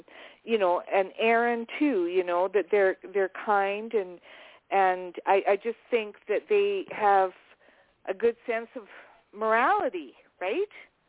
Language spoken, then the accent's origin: English; Canada; I'm from Canada. I'm from Canada.